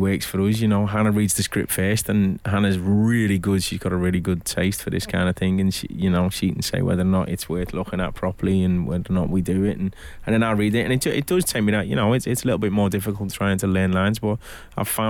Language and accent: English; Liverpool, North West England, United Kingdom; I'm from Liverpool.